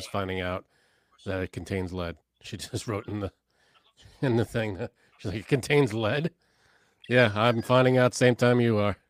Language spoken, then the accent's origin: English; New York City, New York, United States; I am from Canarsie